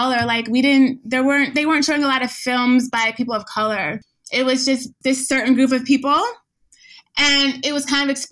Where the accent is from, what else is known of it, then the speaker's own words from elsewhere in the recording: United States; growing up in the United States